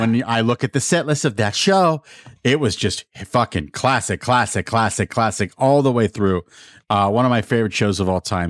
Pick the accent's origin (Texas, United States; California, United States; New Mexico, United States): New Mexico, United States; Albuquerque; also born or lived in Pittsburgh, Pennsylvania; I was born in Pittsburgh, but my family moved to Albuquerque, New Mexico in nineteen eighty.